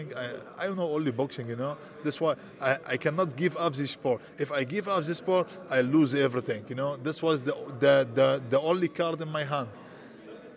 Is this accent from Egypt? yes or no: no; Syria; English is a second language; moved away as an adult; also born or lived in Greece / Milan, Italy; now in Germany; I come from Syria